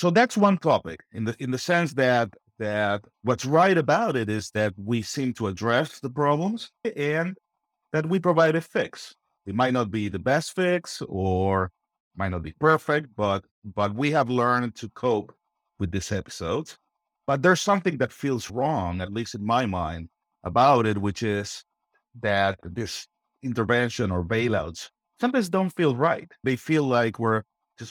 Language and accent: English; Argentina; moved away; I'm originally from Argentina. I grew up in interesting times.